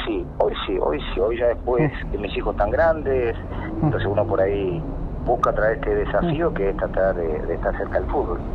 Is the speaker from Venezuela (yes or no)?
no; Formosa, Argentina; now in San Luis, Argentina; yo soy de provincia, soy de Formosa